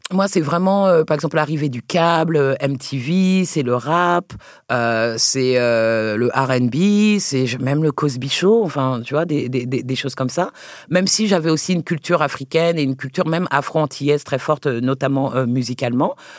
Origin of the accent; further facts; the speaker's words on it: Paris, Île-de-France, France; j'ai le sol et je suis même parisienne, tu vois, je suis française, française. Euh, donc au départ, quand moi je grandis en France